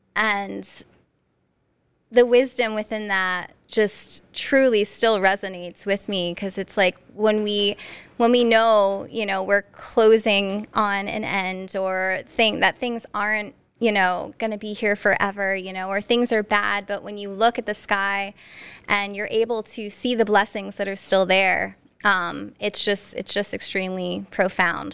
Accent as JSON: {"language": "English", "region": "Northeast Pennsylvania", "country": "United States", "tie": "born or raised there", "also_born_or_lived": "New Jersey", "said": "I'm from Northeast P A, born and raised"}